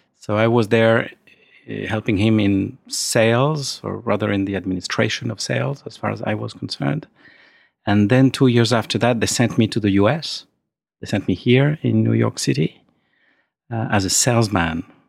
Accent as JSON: {"language": "English", "town": "Épernay", "region": "Grand Est", "country": "France", "tie": "born or raised there", "also_born_or_lived": "Argentina", "moved": "as an adult", "said": "I was born in Epernay, right in the middle of, uh, Epernay, the capital of Champaign"}